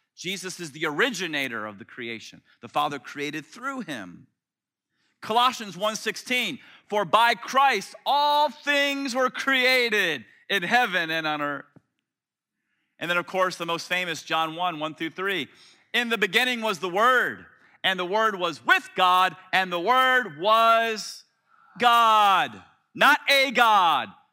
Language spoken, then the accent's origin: English; Tampa, Florida, United States; moved away; when I was a kid growing up in Tampa